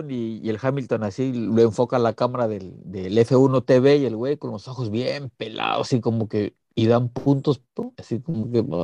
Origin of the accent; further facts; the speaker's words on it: Guadalajara, Jalisco, Mexico; Somos de Guadalajara